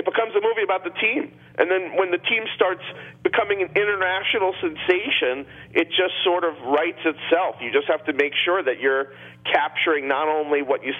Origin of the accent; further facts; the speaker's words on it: Dix Hills, New York, United States; I grew up in Long Island, in Dix Hills.